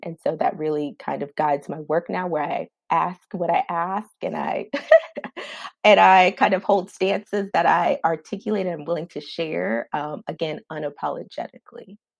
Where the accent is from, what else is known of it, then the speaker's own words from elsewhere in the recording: Maryland, United States; now in Washington, D.C., United States; I'm originally from Maryland